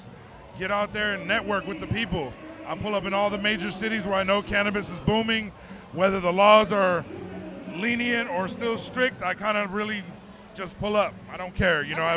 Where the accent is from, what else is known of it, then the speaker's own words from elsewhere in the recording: Los Angeles, California, United States; a child from Los Angeles, California, born and raised in the 80s and 90s